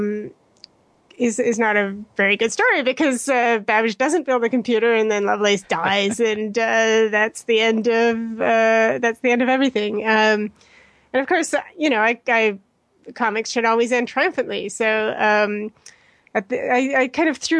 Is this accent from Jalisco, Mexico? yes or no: no; Mexico City, Mexico; also born or lived in Edmonton, Alberta, Canada; now in London, United Kingdom; I actually grew up in Mexico City